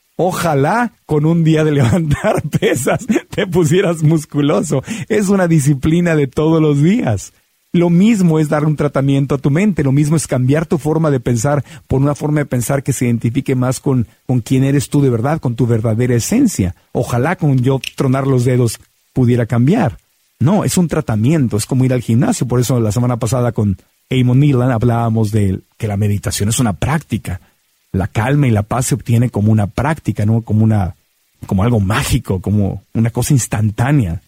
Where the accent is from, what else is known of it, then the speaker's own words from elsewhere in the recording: Mexico City, Mexico; me llevaban de niño a la ópera en Bellas Artes en la Ciudad de México